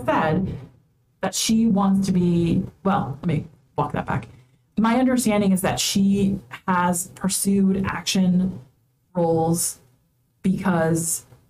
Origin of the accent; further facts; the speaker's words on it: United States; as American